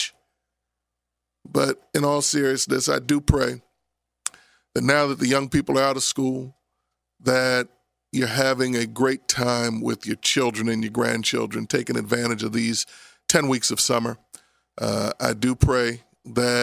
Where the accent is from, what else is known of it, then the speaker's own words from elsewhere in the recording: Abington, Pennsylvania, United States; I grew up in Abington.